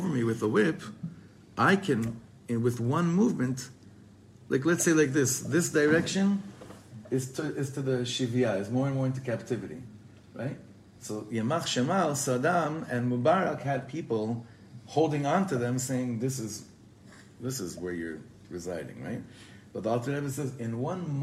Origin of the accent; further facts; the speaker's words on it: Israel; for us growing up in Eretz Yisrael